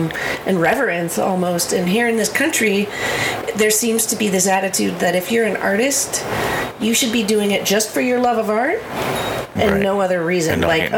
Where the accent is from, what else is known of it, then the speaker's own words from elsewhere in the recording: Fremont, California, United States; moved away as an adult; also born or lived in San Francisco / Oakland; now in Nevada County, United States; I grew up in Fremont, and then I lived in San Francisco for 10 years, and I lived in Oakland for 10 years, and then I moved here.